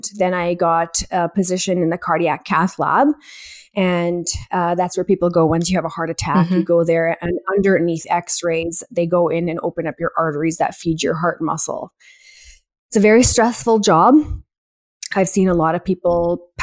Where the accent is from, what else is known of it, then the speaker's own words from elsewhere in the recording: Edmonton, Alberta, Canada; I am from Edmonton, Alberta, born and raised here